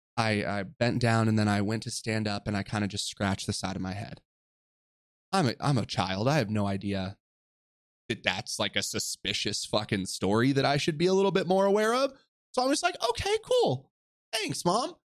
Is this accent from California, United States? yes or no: yes; Orange County, California, United States; I grew up in Orange County, California, to a single mother